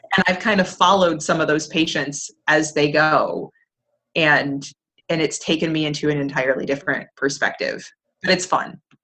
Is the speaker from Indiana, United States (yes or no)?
no; Plymouth, Michigan, United States; I'm in my hometown, which is fantastic. I'm in Plymouth, Michigan